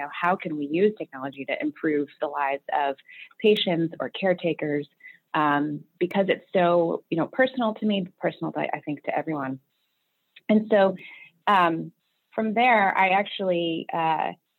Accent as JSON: {"language": "English", "town": "Beaverton", "region": "Oregon", "country": "United States", "tie": "born or raised there", "moved": "yes", "lives_now": "New York, United States", "said": "I actually grew up on the West Coast out in Beaverton, Oregon"}